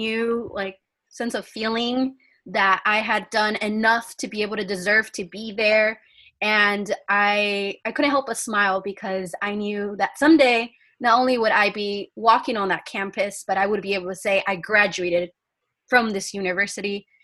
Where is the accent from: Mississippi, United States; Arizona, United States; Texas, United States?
Arizona, United States; Yuma; first language Spanish; English is a second language; I am from Yuma, Arizona. I graduated from COFA High